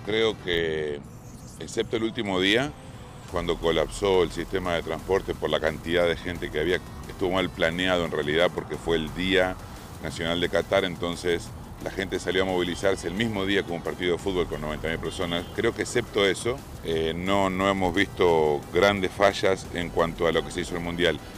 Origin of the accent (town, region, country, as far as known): Argentina